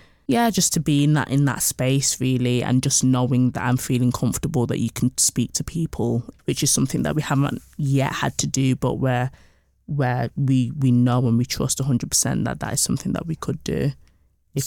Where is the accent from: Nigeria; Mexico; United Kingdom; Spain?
United Kingdom; Birmingham, West Midlands; So I'm originally from Birmingham. So moving was a big thing for me to a new city